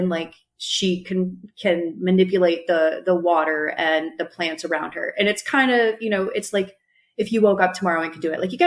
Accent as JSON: {"language": "English", "region": "New Hampshire", "country": "United States", "tie": "born or raised there", "also_born_or_lived": "North Carolina", "moved": "yes", "said": "the hometown that I grew up in New Hampshire, it's actually a lumber town."}